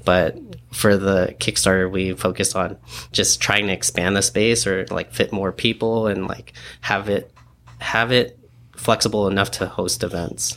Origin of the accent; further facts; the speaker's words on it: San Diego, California, United States; also born or lived in New York; we grew up here in San Diego